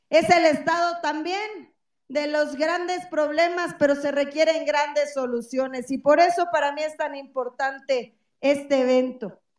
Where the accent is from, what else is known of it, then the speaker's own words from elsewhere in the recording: State of Mexico, Mexico; Aquí nací, aquí crecí, Aquí me he hecho y todo lo que soy se la debo a la bendita tierra mexiquense. Soy hija del Estado de México.